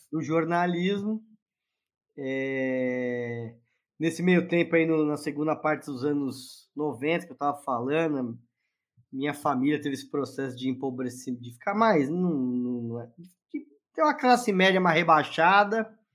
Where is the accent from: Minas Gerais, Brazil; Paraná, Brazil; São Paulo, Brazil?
São Paulo, Brazil; sou de São Paulo, é, nasci, fui criado no, no bairro da Moca